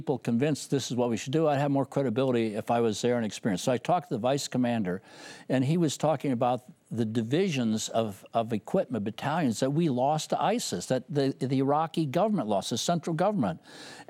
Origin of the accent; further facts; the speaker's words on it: Rice Lake, Wisconsin, United States; my hometown of Reisick, Wisconsin